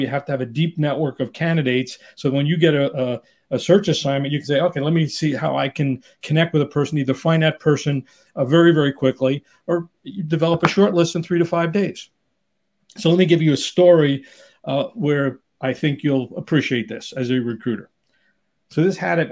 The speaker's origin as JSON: {"language": "English", "town": "New York City", "region": "New York", "country": "United States", "tie": "born or raised there", "moved": "yes", "lives_now": "Southern California, United States", "said": "I grew up in New York area, New York City area, but living in Southern California"}